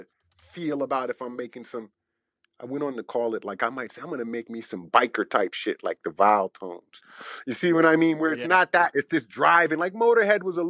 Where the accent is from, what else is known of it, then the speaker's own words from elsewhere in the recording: Washington, District of Columbia, United States; I'm from Southeast DC, from the hood.